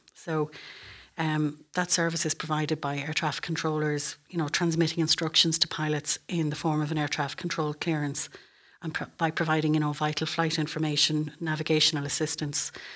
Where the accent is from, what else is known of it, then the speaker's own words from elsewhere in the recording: Moate, Westmeath, Ireland; moved away as an adult; also born or lived in Dublin; I'm from Moat, County West Meath, and, um, I went to the Convent of Mercy School in Moat